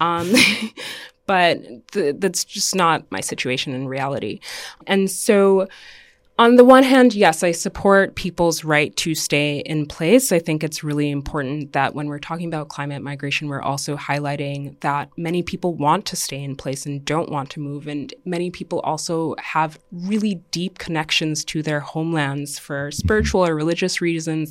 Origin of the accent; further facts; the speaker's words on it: Dominica; also born or lived in Canada / United States; now in New York, United States; I was born and raised in Dominica